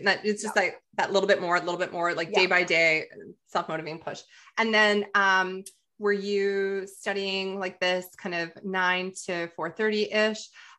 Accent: Calgary, Alberta, Canada; well, it's my hometown. So I'm like, of course, like Calgary Stampede, Canmore, just 17th Avenue, 4th Street.

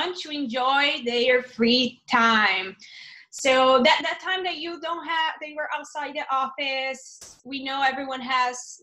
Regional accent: São Paulo, Brazil; English is a second language; now in Los Angeles, United States; I'm originally from São Paulo, Brazil.

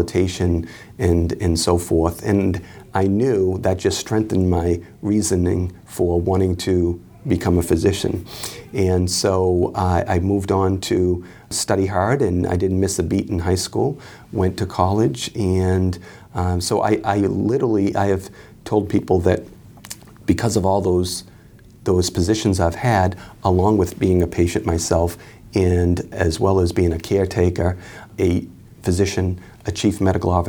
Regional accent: Boston, Massachusetts, United States; I'm from right here.

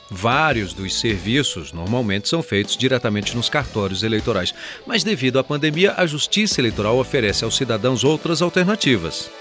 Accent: Minas Gerais, Brazil; Já em minha terra

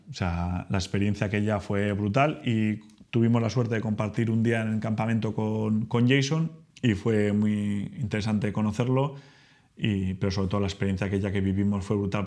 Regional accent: Spain; soy español, ahora ya que todos sabéis que soy español, que vivo en España

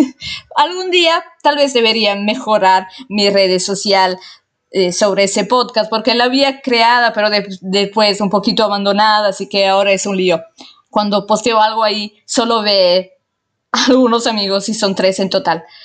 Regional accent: Italy; Spanish is a second language; Soy italiana, obviamente, como muchos de ustedes saben, y igual se dieron cuenta porque mi español no es perfecto para nada.

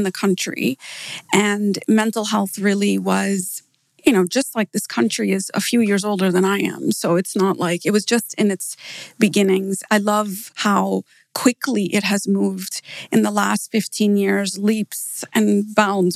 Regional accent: Downers Grove, Illinois, United States; moved away as an adult; also born or lived in Pakistan / Malaysia / Phoenix, Arizona / Dallas; now in Dubai, United Arab Emirates; I was born in Pakistan and we moved to the US when I was 8 years old. And I lived in Downers Grove the whole way through

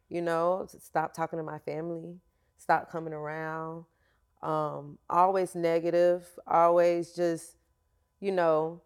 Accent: Florida, United States; I am from Florida

